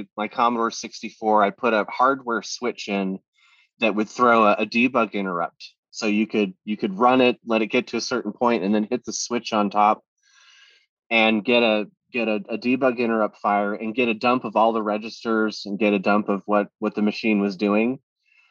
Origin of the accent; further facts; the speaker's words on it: Florida, United States; I was a kid, I didn't have any money, and I was growing up in Florida